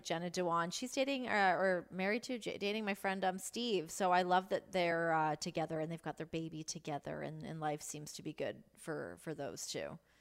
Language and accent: English; Canada; as a Canadian